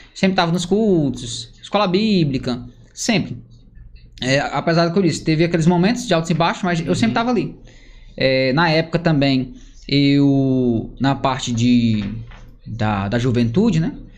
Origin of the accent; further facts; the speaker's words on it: Parnaíba, Piauí, Brazil; Sou de Parnaíba. É, nasci em Parnaíba